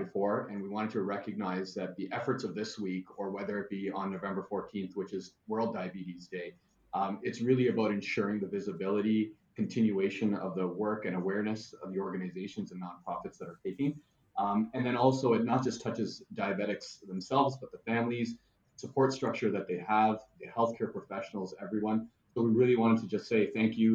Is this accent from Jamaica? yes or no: no; Canada; I'm originally from Canada